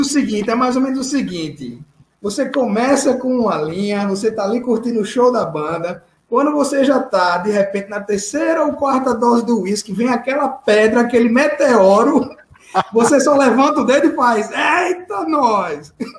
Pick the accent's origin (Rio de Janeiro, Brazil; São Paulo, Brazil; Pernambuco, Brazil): Pernambuco, Brazil; Recife; eu como recifense